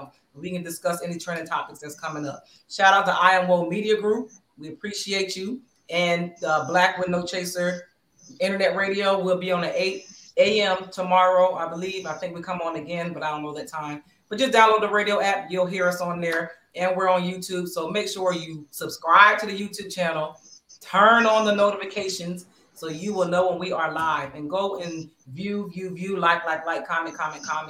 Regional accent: Bristol, Pennsylvania, United States; moved away; my Hall of Fame induction ceremony in my hometown, Bristol, Pennsylvania. So, I'll be back home again in October.

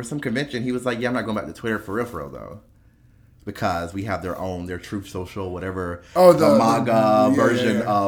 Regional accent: the South, United States; I'm from the South

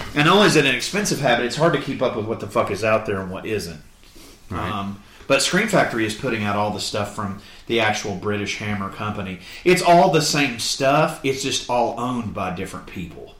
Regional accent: Florida, United States; growing up in Florida

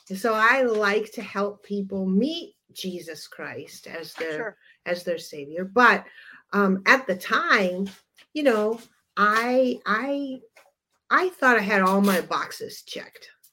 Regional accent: Upper Michigan, United States; moved away; we're from Upper Michigan originally

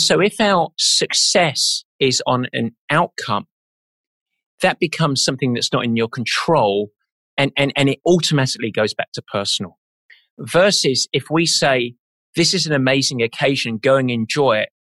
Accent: England, United Kingdom; I'm English.

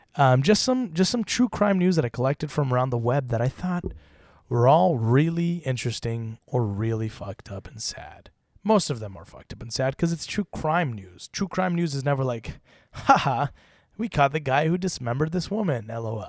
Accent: Utah, United States; now in Los Angeles, United States; growing up in Utah. And then I moved

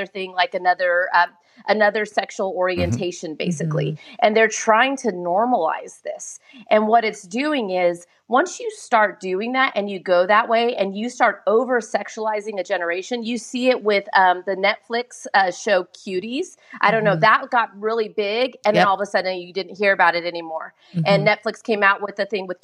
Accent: Southern California, United States; born and raised in Southern California

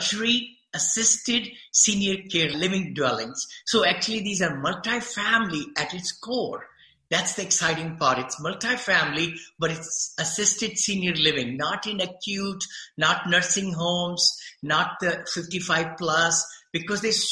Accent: India; moved away as an adult; now in Danville, United States; I came from India

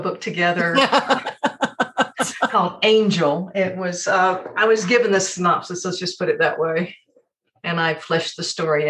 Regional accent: Birmingham, Alabama, United States; moved away as an adult; also born or lived in Montgomery, Alabama; now in Colorado, United States; I'm waving at the camera as if anyone can see me. Born and raised in Birmingham, Alabama.

